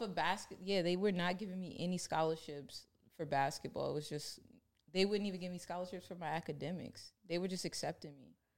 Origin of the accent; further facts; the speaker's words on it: Baltimore, Maryland, United States; I grew up in Baltimore